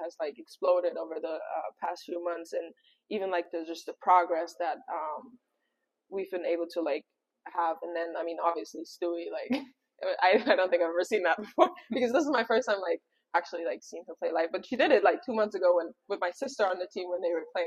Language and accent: English; Germany; accent: German; English is a second language; now in New York, United States; my German accent comes out